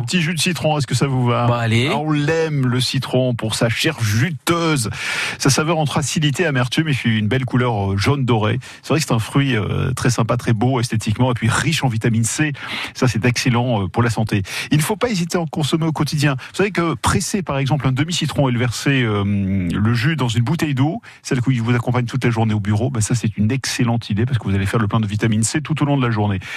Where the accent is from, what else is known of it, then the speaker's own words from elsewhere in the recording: Basque Country, Nouvelle-Aquitaine, France; ici chez nous au Pays Basque